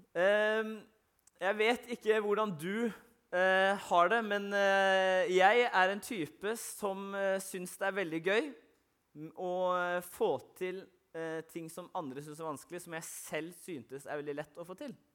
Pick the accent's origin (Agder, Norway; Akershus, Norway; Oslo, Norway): Agder, Norway; Arendal; der jeg kommer fra i Arendal